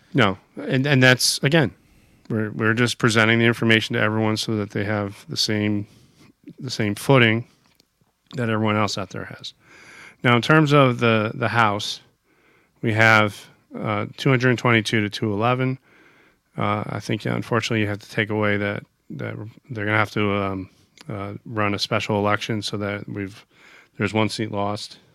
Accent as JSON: {"language": "English", "country": "United States", "said": "as an American"}